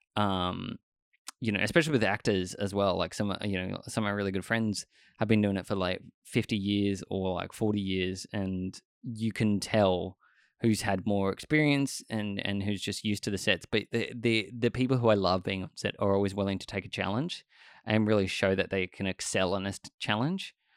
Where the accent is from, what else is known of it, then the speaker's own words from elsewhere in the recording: Australia; I grew up in Australia my entire life